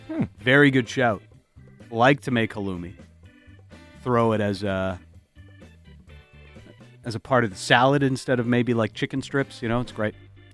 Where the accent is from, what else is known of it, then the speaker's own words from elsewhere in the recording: New York, United States; accent: New York; now in Vancouver, Canada; Apparently, my New York accent sounds more like Boston, according to some listeners.